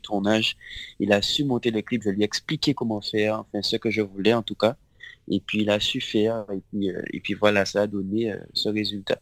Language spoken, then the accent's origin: French; Le Gosier, Guadeloupe; Alors j'ai grandi en Guadeloupe. Euh, au Gosier. Et euh, ouais, j'ai toujours vécu au Gosier, moi, en Guadeloupe.